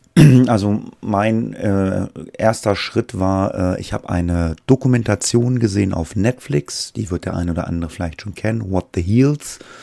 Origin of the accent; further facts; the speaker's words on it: Göttingen, Lower Saxony, Germany; Ich komme aus dem Raum Göttingen